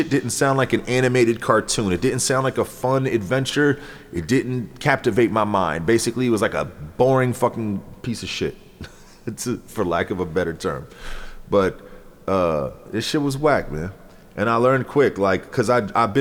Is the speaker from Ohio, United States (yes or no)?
yes; Ohio, United States; also born or lived in Coral Springs, Florida; growing up in Ohio, we're in the middle of everything